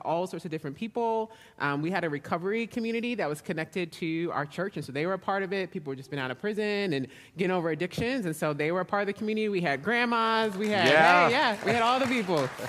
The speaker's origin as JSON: {"language": "English", "town": "Baltimore", "region": "Maryland", "country": "United States", "tie": "born or raised there", "also_born_or_lived": "Chicago", "moved": "yes", "lives_now": "Texas, United States", "said": "I am originally from the East Coast, and so I was born in Baltimore"}